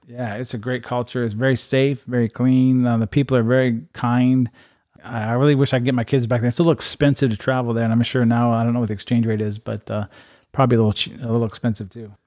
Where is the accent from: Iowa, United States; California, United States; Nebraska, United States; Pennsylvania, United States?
Iowa, United States; Urbandale; moved away as an adult; also born or lived in Japan / Las Vegas; I grew up in Urbandale. Um, went to Urbandale High School, graduated